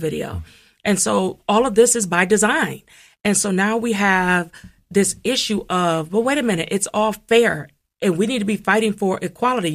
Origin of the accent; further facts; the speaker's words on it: Toledo, Ohio, United States; moved away as an adult; also born or lived in Cincinnati, Ohio / Washington, D.C.; now in Columbus, United States; I'm originally coming from Toledo, Ohio